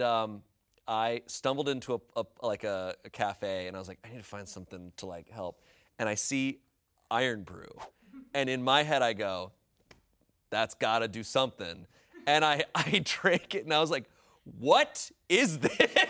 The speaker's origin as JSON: {"language": "English", "country": "United States", "said": "I'm American"}